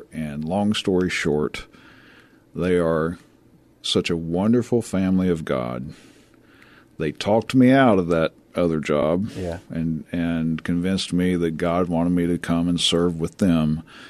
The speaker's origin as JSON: {"language": "English", "region": "Tennessee", "country": "United States", "tie": "born or raised there", "moved": "yes", "lives_now": "San Antonio, United States", "said": "I am a born and bred Tennessee hillbilly."}